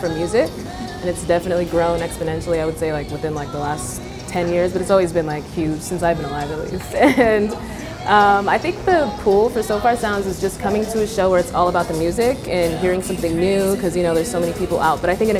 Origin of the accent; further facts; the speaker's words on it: Utah, United States; now in Atlanta, United States; I'm not from Atlanta. I actually grew up in Utah.